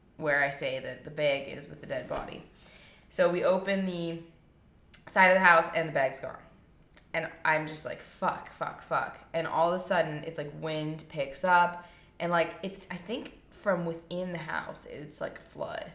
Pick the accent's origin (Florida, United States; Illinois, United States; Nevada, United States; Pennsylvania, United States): Nevada, United States; I'm from Nevada